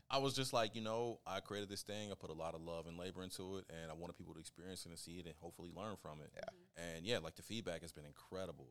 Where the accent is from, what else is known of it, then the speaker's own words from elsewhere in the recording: Kansas, United States; I'm from Kansas